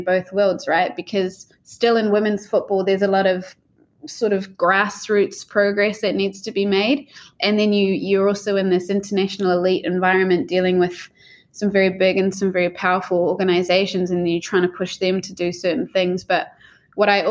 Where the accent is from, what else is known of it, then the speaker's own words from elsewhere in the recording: New Zealand; growing up in New Zealand